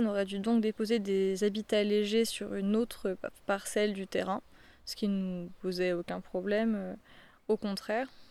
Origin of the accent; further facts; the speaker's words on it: Paris, Île-de-France, France; J'ai toujours été parisienne, j'ai grandi à Paris, sur mon banlieue parisienne.